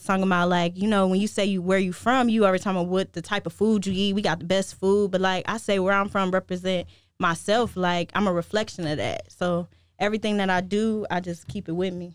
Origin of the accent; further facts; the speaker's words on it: Cleveland, Ohio, United States; now in Chicago, United States; born and raised in Cleveland